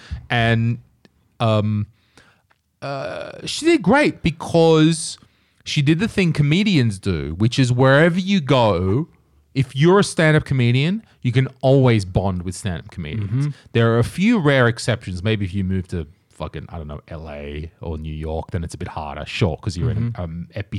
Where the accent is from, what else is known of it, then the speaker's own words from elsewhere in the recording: Australia; I'm bringing my Estonian friend, but I'm Australian. I don't speak Estonian